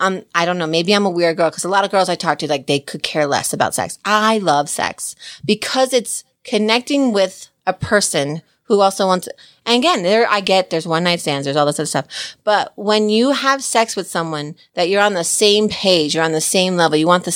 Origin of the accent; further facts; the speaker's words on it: New Jersey, United States; I'm from Jersey